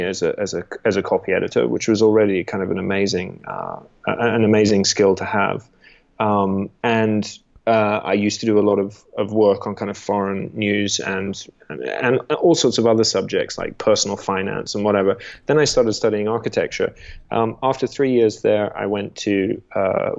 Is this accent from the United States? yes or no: no; Australia; also born or lived in England; I'm English originally. I spent 11 years in Australia growing up